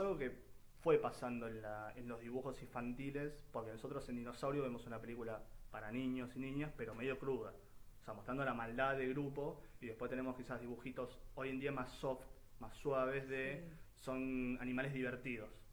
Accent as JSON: {"language": "Spanish", "country": "Argentina", "said": "argentinos que aparecemos en el mundo"}